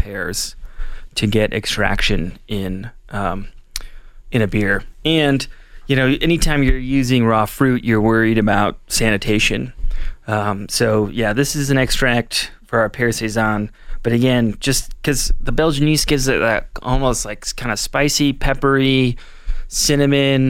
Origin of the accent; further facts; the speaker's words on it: Indiana, United States; moved away; I grew up in Indiana as a Colts fan